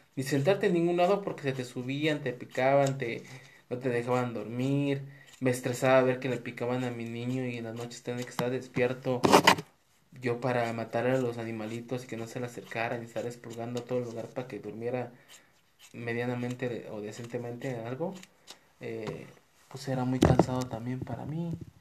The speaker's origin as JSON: {"language": "Spanish", "country": "Mexico", "moved": "yes", "lives_now": "Guadalajara, Mexico", "said": "aquí en, Guadalajara, nosotros somos de México"}